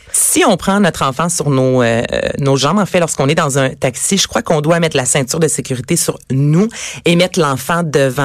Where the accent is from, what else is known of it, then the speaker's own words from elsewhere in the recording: Quebec, Canada; chez nous, au Québec